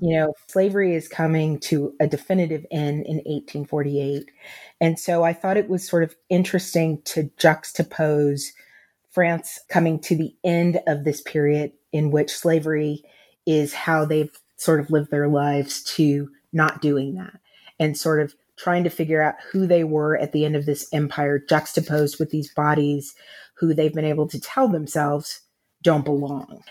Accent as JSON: {"language": "English", "country": "United States", "said": "I'm an American writing about race. As an African-American"}